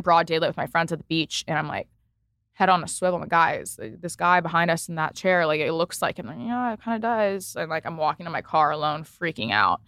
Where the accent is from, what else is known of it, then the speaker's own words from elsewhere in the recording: East Coast, United States; also born or lived in Los Angeles; now in New York, United States; I'm from the East Coast originally.